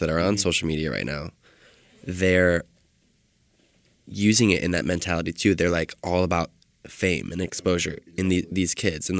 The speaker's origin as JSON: {"language": "English", "town": "Detroit", "region": "Michigan", "country": "United States", "moved": "yes", "lives_now": "Los Angeles, United States", "said": "I'm from Detroit, Michigan"}